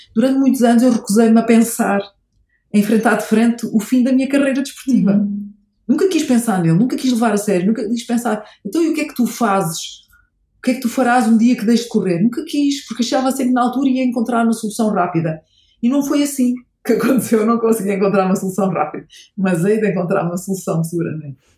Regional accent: Portugal; sou portuguesa.

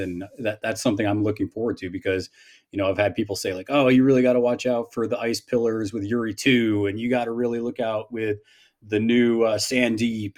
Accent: Northeast, United States; I'm from the Northeast

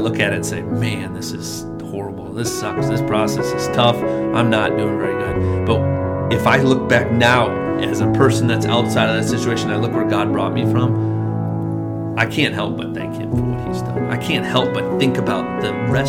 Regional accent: Madison, United States; I grew up right here in Madison

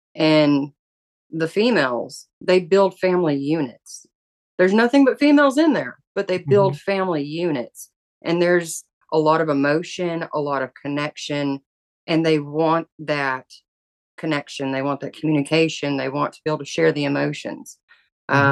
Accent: the South, United States; I grew up in the South

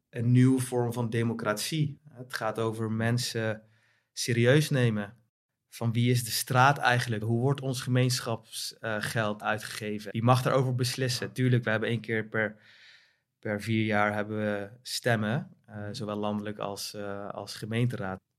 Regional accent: The Hague, South Holland, Netherlands; also born or lived in North Brabant; Eh, opgegroeid in Den Haag.

